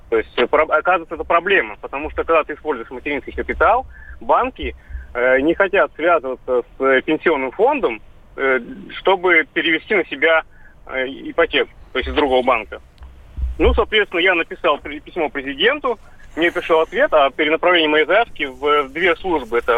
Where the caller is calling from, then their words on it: Saint Petersburg, Russia; Я из Санкт-Петербурга.